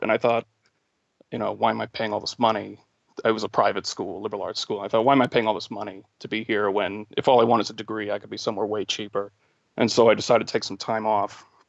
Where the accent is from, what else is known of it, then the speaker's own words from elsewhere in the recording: New England, United States; moved away as an adult; also born or lived in New Mexico; I'm originally from New England, so I was coming back here